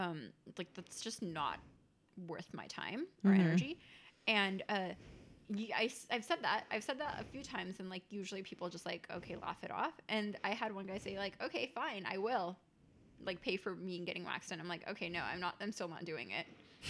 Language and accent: English; India; Yeah, I'm Indian.